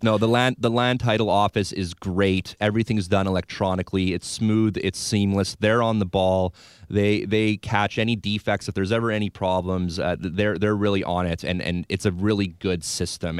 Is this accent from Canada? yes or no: yes; Victoria, British Columbia, Canada; Born and raised in Victoria